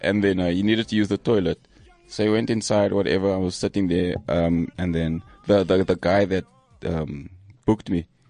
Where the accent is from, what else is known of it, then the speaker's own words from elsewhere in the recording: Cape Town, Western Cape, South Africa; I was born in Grassy Park.